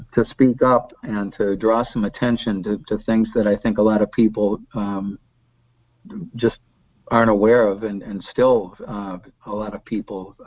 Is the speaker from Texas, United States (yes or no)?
no; Golden Valley, Minnesota, United States; I was, you know, born in Minneapolis. I grew up in Golden Valley